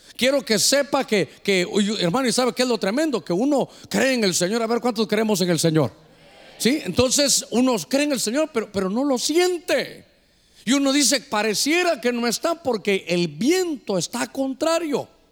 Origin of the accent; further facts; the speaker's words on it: north coast, Honduras; para nosotros como hondureños aquí de la costa norte